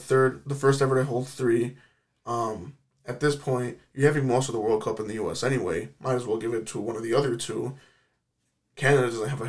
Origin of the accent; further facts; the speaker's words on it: Chicago, Illinois, United States; He's like, where are you guys from? We're like, Chicago.